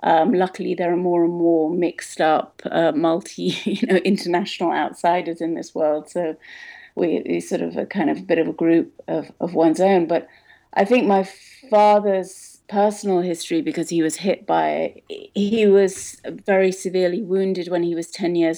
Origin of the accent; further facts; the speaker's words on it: Kuwait; moved away; I grew up in Kuwait, where there was a very large Palestinian population